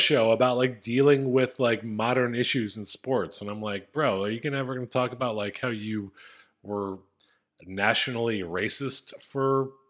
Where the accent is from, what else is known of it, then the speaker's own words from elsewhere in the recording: Philadelphia, Pennsylvania, United States; And maybe it's because I grew up in Philadelphia and we're fucking maniacs